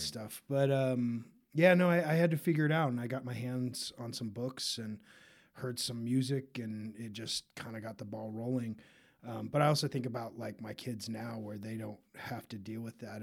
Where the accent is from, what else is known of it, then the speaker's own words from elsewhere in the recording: Park City, Utah, United States; also born or lived in Tennessee; now in Denver, United States; I grew up in Utah. Um, I was, I was born in Tennessee, was only there till I was, like, two